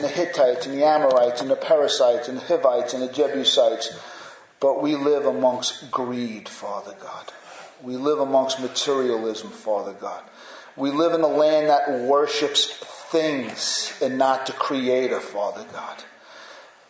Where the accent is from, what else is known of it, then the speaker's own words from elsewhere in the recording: United States; as American Christians.